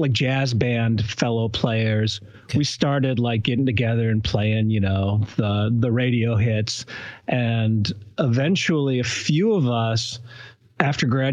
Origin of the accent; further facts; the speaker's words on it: Ann Arbor, Michigan, United States; I grew up in Ann Arbor, Michigan